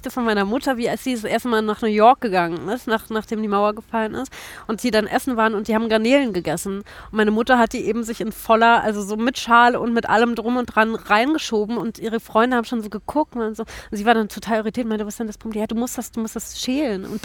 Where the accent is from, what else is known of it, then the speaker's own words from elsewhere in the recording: East Germany, Germany; dass ich sozusagen als Ossi jetzt mal rüberkomme